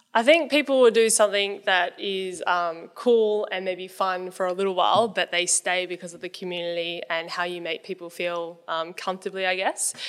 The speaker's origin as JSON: {"language": "English", "town": "Newcastle", "region": "New South Wales", "country": "Australia", "also_born_or_lived": "Sydney", "moved": "as an adult", "said": "I wanted to move back home 'cause I'm from Newcastle"}